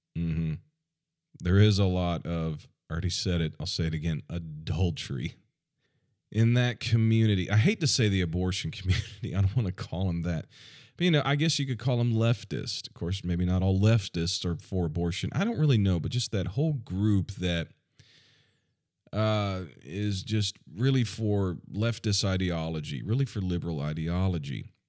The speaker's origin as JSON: {"language": "English", "country": "United States", "said": "I'm, I'm American."}